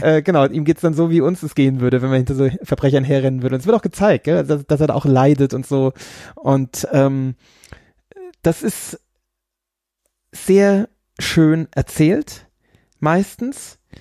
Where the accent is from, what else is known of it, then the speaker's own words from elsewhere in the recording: Bavaria, Germany; also born or lived in Pflaumheim / Aschaffenburg; meine Frau kommt ja hier äh, aus diesem Ort, in dem ich jetzt gerade bin, und ich komme ja aus dem Ort zwei Orte weiter